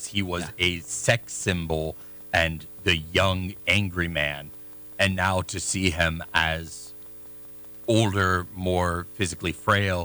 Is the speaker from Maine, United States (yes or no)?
no; Youngstown, Ohio, United States; I'm an Italian-American. I grew up in Youngstown, which used to be a mafia town.